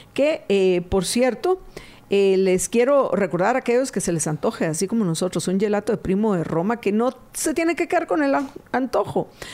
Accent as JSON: {"language": "Spanish", "country": "Guatemala", "said": "como guatemaltecos"}